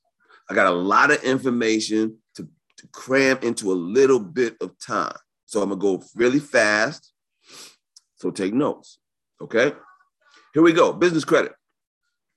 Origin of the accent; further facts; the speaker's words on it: New York City, New York, United States; I was born and raised in New York City